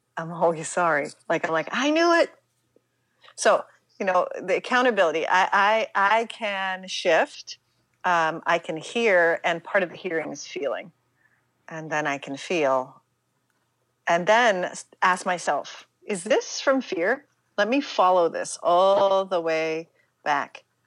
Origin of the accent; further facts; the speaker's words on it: Pittsburgh, Pennsylvania, United States; I'm mm-hmm. from Pittsburgh, Pennsylvania